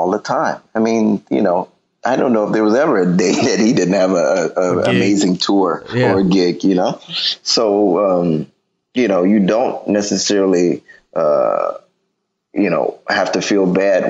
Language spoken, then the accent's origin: English; Detroit, Michigan, United States; I'm from Detroit.